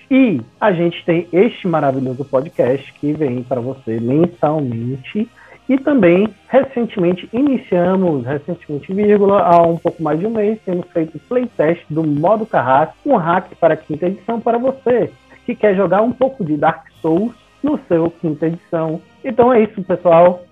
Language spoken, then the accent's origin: Portuguese; Brazil; nossa enquanto brasileiros